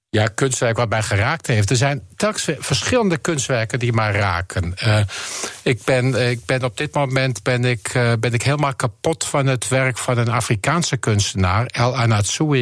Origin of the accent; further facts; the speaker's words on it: Netherlands; moved away as an adult; also born or lived in Switzerland / Rotterdam / Germany; now in Amsterdam, Netherlands; we zijn als Nederlanders